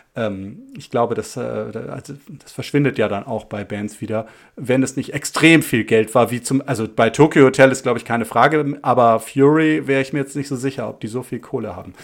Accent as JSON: {"language": "German", "region": "Hamburg", "country": "Germany", "tie": "born or raised there", "said": "wir sind in Hamburg Innsbruck aufgewachsen"}